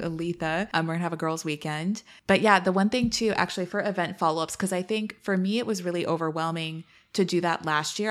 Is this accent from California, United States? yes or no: yes; East Bay, San Francisco Bay Area, California, United States; also born or lived in Miami; now in Washington, D.C., United States; I was born in the city, and then I grew up in East Bay